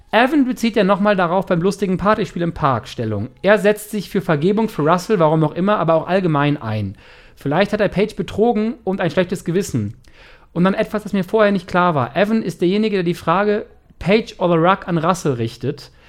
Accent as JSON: {"language": "German", "country": "Germany", "moved": "yes", "lives_now": "United States", "said": "Ich bin großer Fan als Deutscher, der seit ein paar Jahren in den USA lebt"}